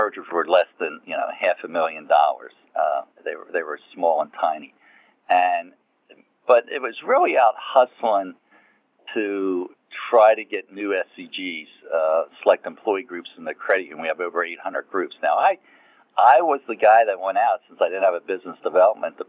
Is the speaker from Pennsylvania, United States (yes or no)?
yes; Philadelphia, Pennsylvania, United States; also born or lived in North Carolina; I grew up in the Philadelphia area. So I came back up here to where I really grew up